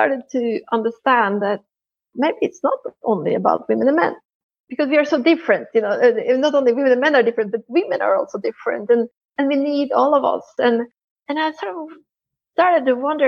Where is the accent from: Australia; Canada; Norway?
Norway; moved away as an adult; also born or lived in Italy; I'm originally from Norway and I grew up there